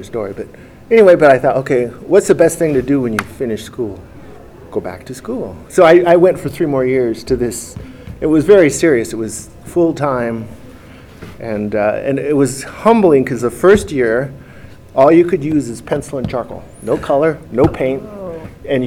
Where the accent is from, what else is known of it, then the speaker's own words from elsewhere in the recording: Minnesota, United States; moved away; also born or lived in Mendocino; So I'm from the Midwest, a child of the 70s mostly